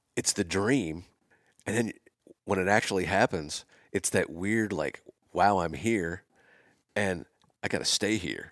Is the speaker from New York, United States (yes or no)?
no; Pennsylvania, United States; moved away; also born or lived in Winnetka, Illinois; I'm from Pennsylvania